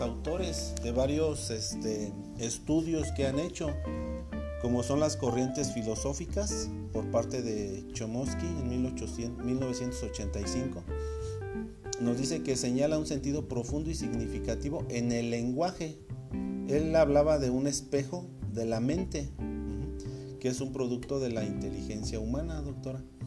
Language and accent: Spanish; Mexico